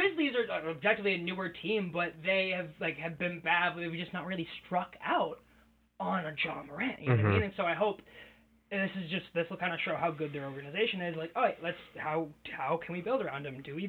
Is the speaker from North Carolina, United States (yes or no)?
no; Hingham, Massachusetts, United States; I'm from Hingham, Massachusetts